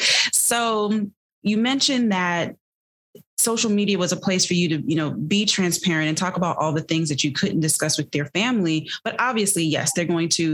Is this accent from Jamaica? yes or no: yes; Jamaica; I'm Jamaican